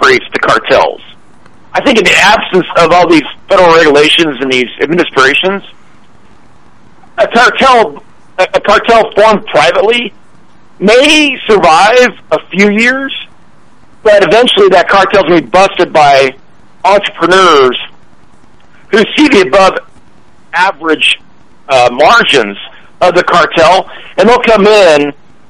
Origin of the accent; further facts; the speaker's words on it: Idaho, United States; I grew up in Idaho